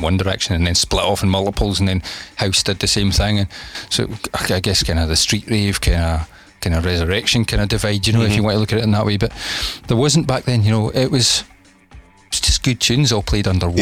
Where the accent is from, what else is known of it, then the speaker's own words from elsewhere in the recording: Scotland, United Kingdom; I'm Scottish